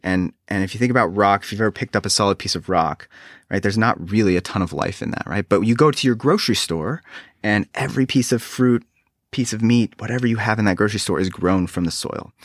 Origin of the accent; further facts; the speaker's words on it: Reno, Nevada, United States; now in South Carolina, United States; I grew up on the West Coast in Reno, Nevada